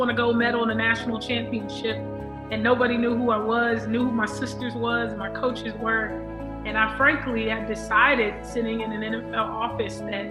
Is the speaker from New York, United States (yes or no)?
no; Los Angeles, California, United States; growing up in South Central LA with the guys, you had to kind of be tough if you were gonna play outside.